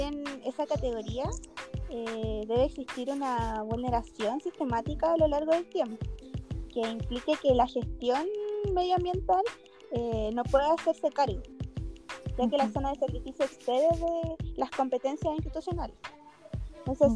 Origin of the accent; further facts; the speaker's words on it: Colina, Santiago Metropolitan Region, Chile; Yo soy eh, de Colina